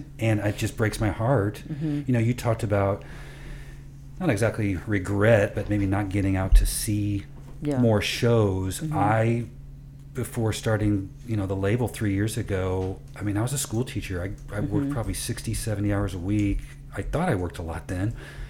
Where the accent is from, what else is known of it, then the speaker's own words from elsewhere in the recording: Midwest, United States; is not just that we're from the Midwest